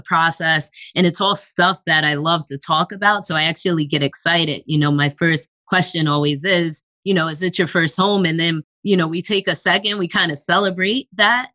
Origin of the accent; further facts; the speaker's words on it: Long Island, New York, United States; I grew up in New York on Long Island